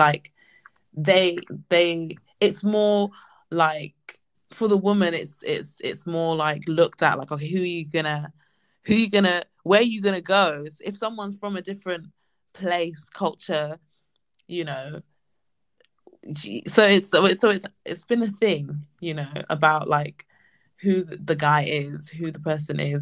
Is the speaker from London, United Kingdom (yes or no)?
yes; London, United Kingdom; I'm a Londoner, like London all day every day.